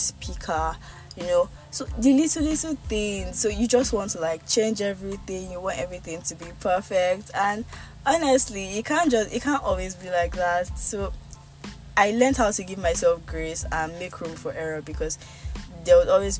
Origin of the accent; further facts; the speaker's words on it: Nigeria; accent: Yoruba; my Yoruba accent comes out